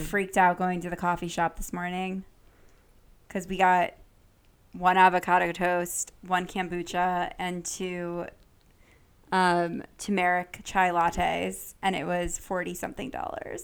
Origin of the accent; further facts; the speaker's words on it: Connecticut, United States; being from Connecticut